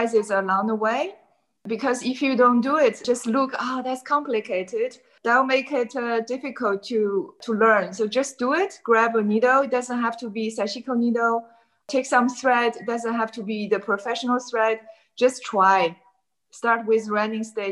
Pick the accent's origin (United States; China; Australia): China; moved away as an adult; now in Amsterdam, Netherlands; Originally, I came from China and I came to Amsterdam